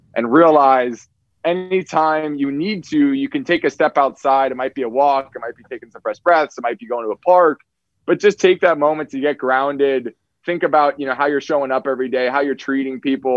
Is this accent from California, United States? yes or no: yes; Marin County, California, United States; I actually grew up in Marin's just across the Golden Gate Bridge